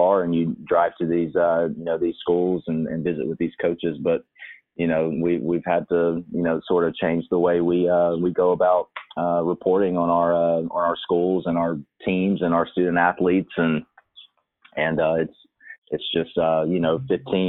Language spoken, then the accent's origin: English; Alabama, United States; moved away as an adult; now in Louisiana, United States; my hometown in Alabama